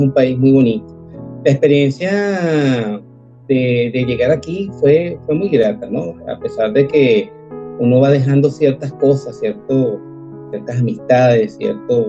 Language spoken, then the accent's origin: Spanish; Venezuela; moved away as an adult; now in Argentina; Los venezolanos somos trabajadores